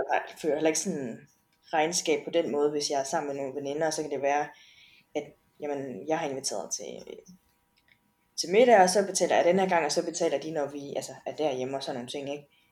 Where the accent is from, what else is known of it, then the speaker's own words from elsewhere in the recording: Denmark; derhjemme i Danmark